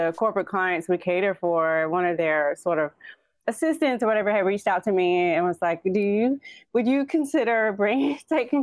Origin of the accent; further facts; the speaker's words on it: the South, United States; I'm from the South